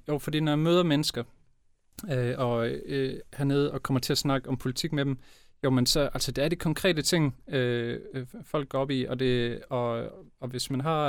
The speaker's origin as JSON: {"language": "Danish", "town": "Broballe", "region": "Southern Denmark", "country": "Denmark", "tie": "born or raised there", "said": "et syvmandshold i Broballe IF, øh, hvor jeg voksede op"}